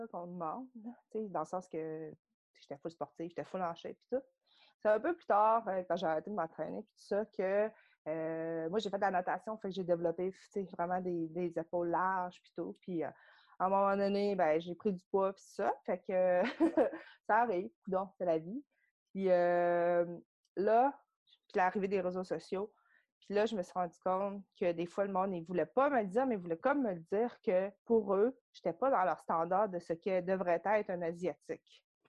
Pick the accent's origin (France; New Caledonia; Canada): Canada; Saguenay, Quebec; also born or lived in South Korea; je viens du Saguenay.